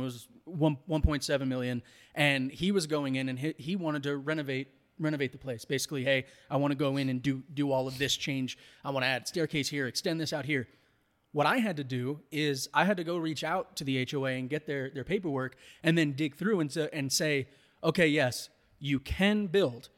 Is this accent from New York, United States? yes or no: yes; New York, United States; now in Colorado, United States; growing up in New York